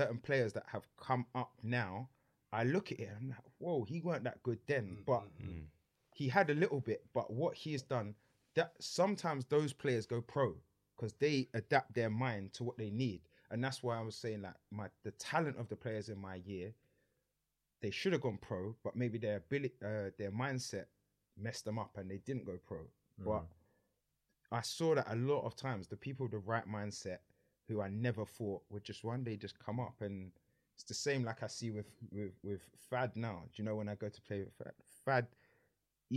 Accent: London, United Kingdom; also born or lived in Sydenham / Peckham / Brixton; where I was in Lewisham, I grew up in Pitts

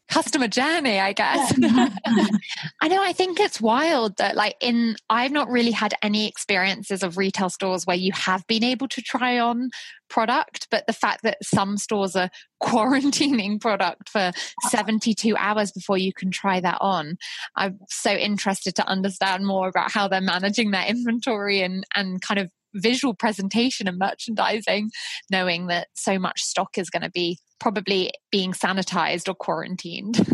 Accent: Isle of Wight, South East England, United Kingdom; moved away; being born and raised on the Isle of Wight

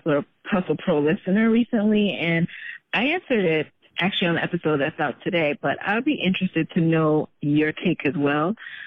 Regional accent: Jamaica; Because you're Nigerian, I'm Jamaican. We come from backgrounds where normal, traditional jobs is what's expected.

